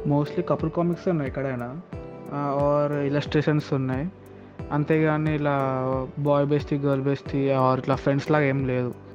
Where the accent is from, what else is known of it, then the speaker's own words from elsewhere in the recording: Hyderabad, Telangana, India; నేను Born and బాట హైదరాబాదే